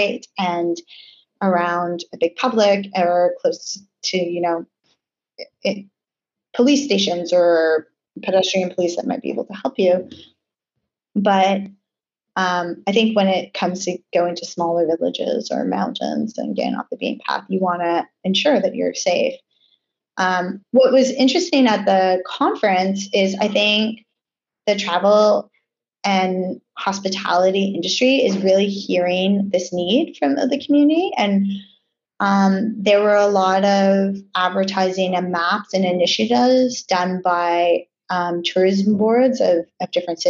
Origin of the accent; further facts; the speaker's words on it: Canada; moved away as an adult; also born or lived in New York; now in Bahamas; growing up in Canada, we're so multicultural